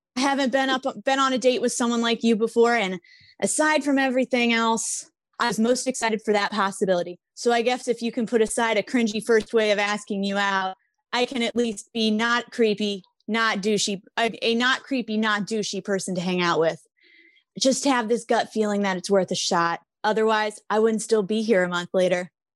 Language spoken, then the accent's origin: English; Chicago, Illinois, United States; I'm from Chicago